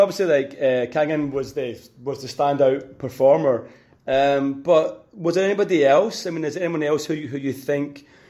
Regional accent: Scotland, United Kingdom; as a Scotsman

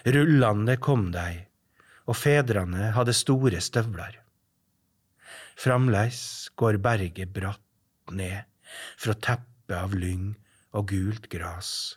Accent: Averøya, Møre og Romsdal, Norway; moved away; also born or lived in Estonia; Jeg er fra Averøya

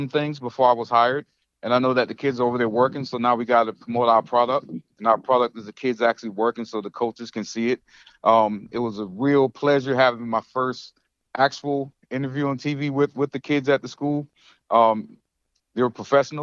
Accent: Goose Creek, South Carolina, United States; moved away as an adult; also born or lived in Avon Park, Florida; now in Jacksonville, United States; I went back to my alma mater, Goose Creek High School

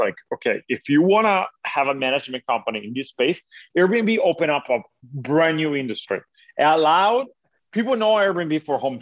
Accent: Italy; moved away as an adult; now in United States; I'm originally from Italy. Uh-huh. I was born and raised there

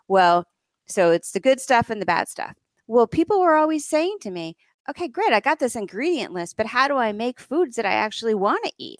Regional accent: suburb of New York City, United States; also born or lived in Vermont; we lived in a suburb of New York City

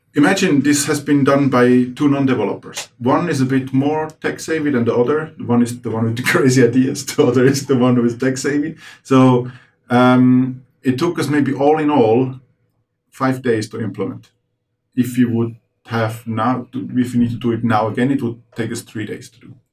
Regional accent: Finland; we're from Finland

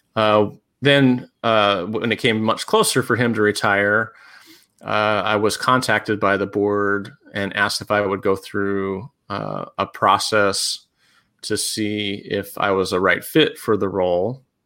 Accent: Pennsylvania, United States; also born or lived in Colorado / Tennessee / Georgia / Kentucky; now in Indiana, United States; I grew up in Pennsylvania

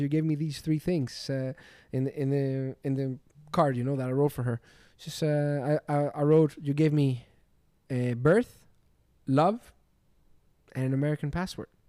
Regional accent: Glyfada, Attica, Greece; moved away as an adult; now in Miami, United States; I was born in Greece from Athens. My city is called Glyfada.

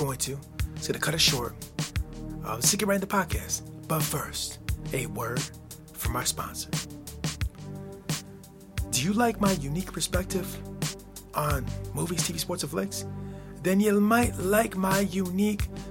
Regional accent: United States; my home country, the United States of America. It's where I live

